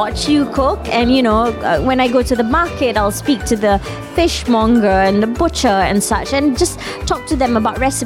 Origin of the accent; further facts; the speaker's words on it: Malaysia; as a Malaysian